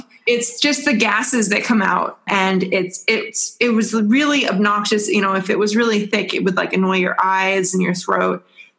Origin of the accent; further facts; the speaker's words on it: Washington, United States; So I grew up around Mount St. Helens, and I definitely, as a small child, tried to steal rocks from Mount St. Helens.